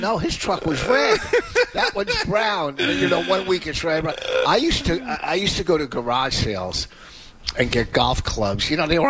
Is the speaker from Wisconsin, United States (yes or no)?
no; Plainfield, New Jersey, United States; now in Hillsborough, United States; I love growing up in my town. Like, I live in Hillsboro, but people go, where are you from? I always go Plainfield.